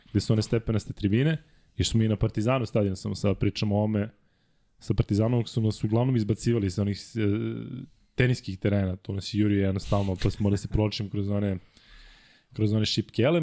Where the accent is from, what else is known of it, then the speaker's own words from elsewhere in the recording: Belgrade, Serbia; ja sam rođen u Ljutice Bogdana 2 kroz 4. To je ulica poznata po stadionu Marakana. Međutim, ovo su soliteri između Zvezdinog i Partizanovog stadiona i baš moj soliter e, je baš u sredini.